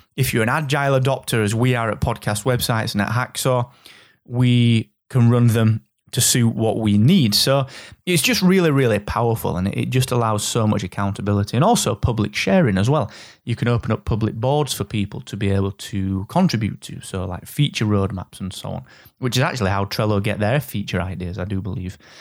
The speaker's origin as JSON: {"language": "English", "region": "Yorkshire and the Humber", "country": "United Kingdom", "said": "I'm from Yorkshire"}